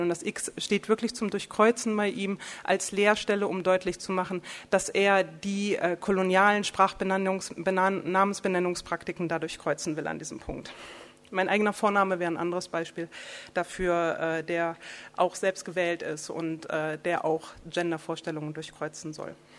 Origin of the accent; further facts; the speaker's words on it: the North, Northern Germany, Germany; also born or lived in Berlin; ich komme aus dem Norden